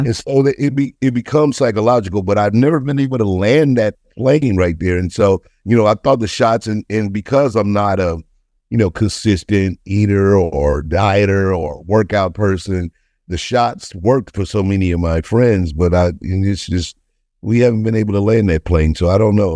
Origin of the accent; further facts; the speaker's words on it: St. Louis, Missouri, United States; I'm from Saint Louis, uh, single parent house